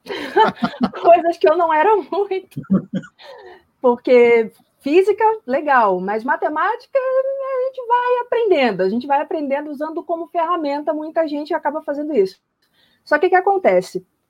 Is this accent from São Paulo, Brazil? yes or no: no; Rio de Janeiro, Brazil; moved away; fiz curso técnico de meteorologia no ensino médio, lá no Rio de Janeiro. Tem a, o Cefet, né, que é o Centro Federal de Educação Tecnológica, o Rio, de onde eu venho